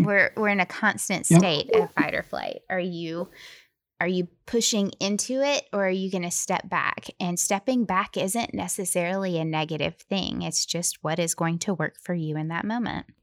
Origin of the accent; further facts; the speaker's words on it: Tennessee, United States; We're from Tennessee